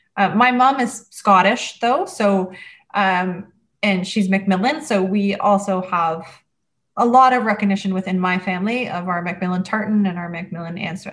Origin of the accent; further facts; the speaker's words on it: Port Perry, Ontario, Canada; also born or lived in Kincardine; In Ontario, so I moved around a bit. My dad worked for the nuclear plant, so he worked for Ontario Hydro. So I lived in Kincardine on the Bruce Peninsula, and then we moved to Port Perry, which is near Oshawa